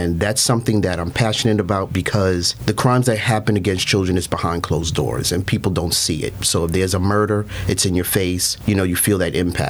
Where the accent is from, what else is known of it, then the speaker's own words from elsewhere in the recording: New York City, New York, United States; moved away as an adult; now in Baytown, United States; I'm originally from New York City and came to the great state of Texas for the warm weather